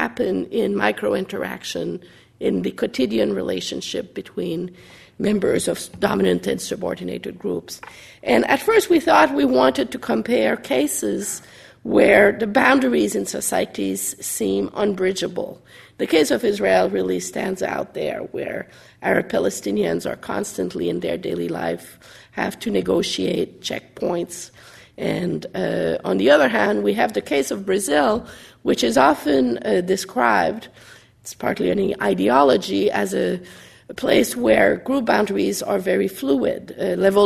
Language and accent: English; Canada; as a Canadian